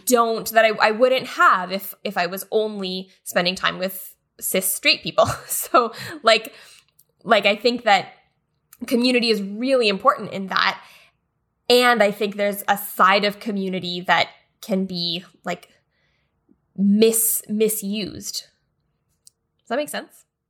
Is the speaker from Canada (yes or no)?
yes; Canada; a big part of Canadian identity was the idea that we're not American. Like, that was one of the best things about being Canadian is that we are better than the U S